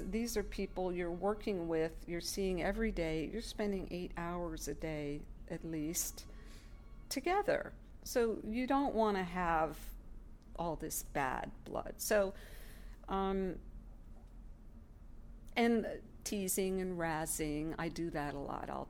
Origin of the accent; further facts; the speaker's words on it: New York, United States; All right, I'm from New York, and uh, we don't